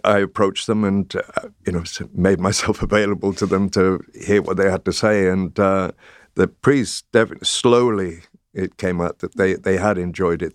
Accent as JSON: {"language": "English", "region": "North Wales", "country": "United Kingdom", "tie": "born or raised there", "said": "I grew up in North Wales and went to the Welsh Presbyterian Chapel in the town"}